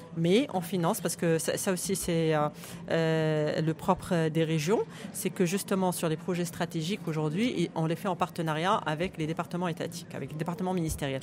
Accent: Guelmim-Oued Noun, Morocco; J'appartiens à ma région natale

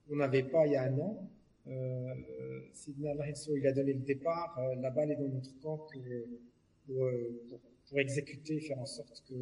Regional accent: Morocco; moved away; moi, je suis parti du Maroc, ça fait 40 ans quand même

